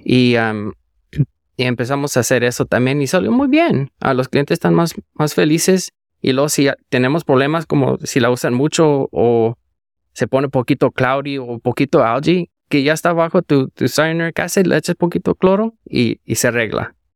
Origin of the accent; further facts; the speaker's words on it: Indio, California, United States; moved away as an adult; now in San Jose, United States; yo soy de, de Indio, donde vas a ir más semana que entra. Ajá. Ahí es donde nací